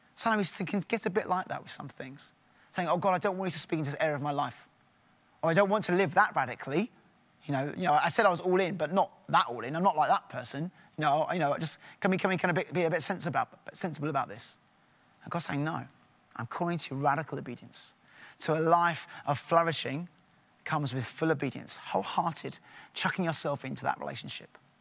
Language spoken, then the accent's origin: English; England, United Kingdom; in my home, we're very English